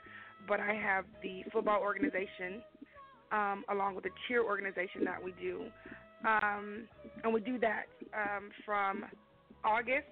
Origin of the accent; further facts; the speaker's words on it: Lexington, United States; now in Rockdale; I am originally from Lexington, which is where my grandfather was